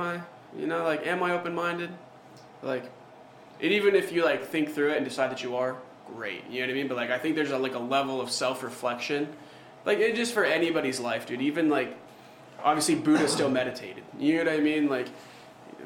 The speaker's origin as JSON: {"language": "English", "region": "Montana", "country": "United States", "moved": "yes", "lives_now": "Alaska, United States", "said": "obviously I'm from Montana, so like, I come up here"}